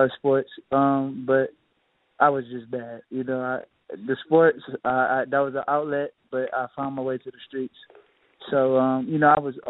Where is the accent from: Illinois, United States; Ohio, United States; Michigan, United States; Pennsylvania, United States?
Michigan, United States; Inkster; Really a small town right outside of Detroit. It's really considered part of Detroit, but it's called Inkster, Michigan.